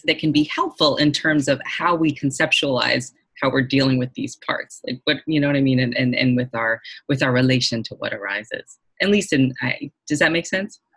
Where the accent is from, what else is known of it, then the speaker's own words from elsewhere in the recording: Boston, Massachusetts, United States; I'm from Boston also